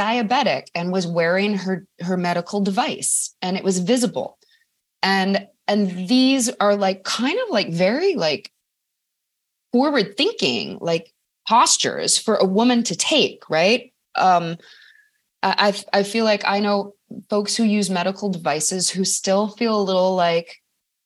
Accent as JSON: {"language": "English", "town": "Madison", "region": "Wisconsin", "country": "United States", "tie": "born or raised there", "said": "Madison, Wisconsin is my hometown"}